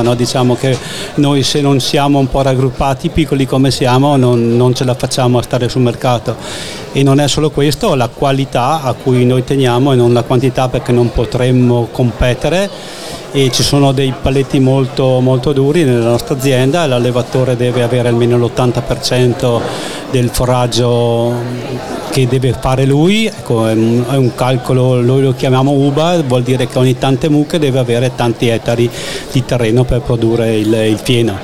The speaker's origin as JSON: {"language": "Italian", "town": "Smarano", "region": "Trentino-Alto Adige", "country": "Italy", "said": "Della Valle di Don, un paesino piccolo, 250 abitanti, con Orgoglio si chiama Smarano e a mille metri abito, abito, ancora lì"}